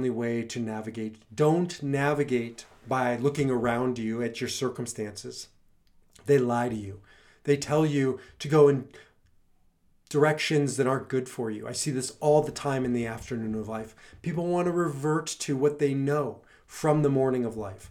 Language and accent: English; Nebraska, United States; now in Colorado, United States; I grew up in Nebraska